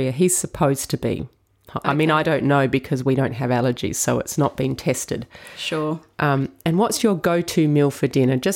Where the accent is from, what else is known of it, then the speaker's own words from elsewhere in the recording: Adelaide, South Australia, Australia; Uh, I grew up in Adelaide, South Australia.